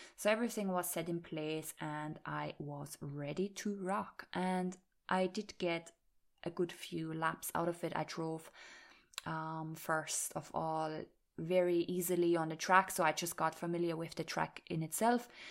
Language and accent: English; Austria; moved away as an adult; also born or lived in Ireland; I was talking German to them because I am from Austria